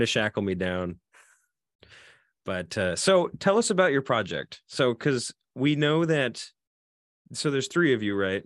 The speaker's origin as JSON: {"language": "English", "region": "Oregon", "country": "United States", "said": "I'm from Oregon"}